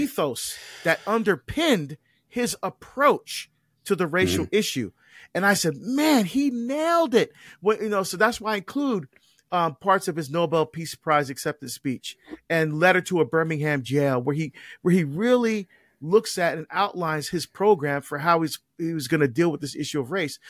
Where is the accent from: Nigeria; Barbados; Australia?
Barbados; now in United States; I was born in Barbados. Like I mentioned, I'm an immigrant.